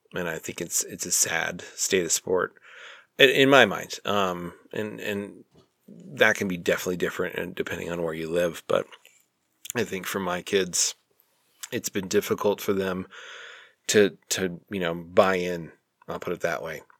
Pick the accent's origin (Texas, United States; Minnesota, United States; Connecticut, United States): Minnesota, United States; St. Paul; now in Utah, United States; I was born in St. Paul, Minnesota